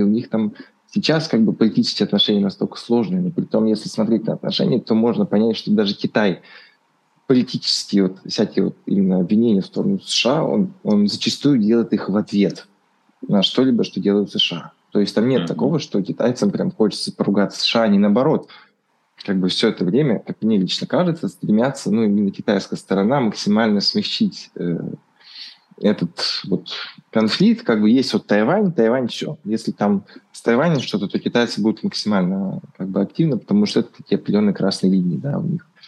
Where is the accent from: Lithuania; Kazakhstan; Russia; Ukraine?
Russia; у нас в России